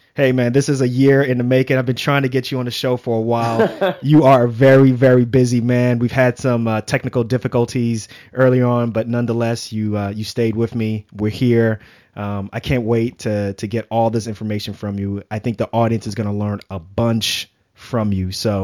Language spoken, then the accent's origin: English; New York City, New York, United States; I grew up in Lefrak City in Queens, not too far from Shea Stadium, right near off of the Van Wyck. And you know, those are the projects.